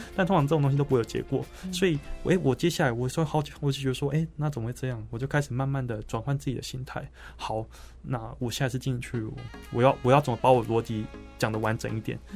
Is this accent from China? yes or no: no; southern Taiwan, Taiwan; 我是南部人嘛，嗯哼。那也第一次到台北生活两个月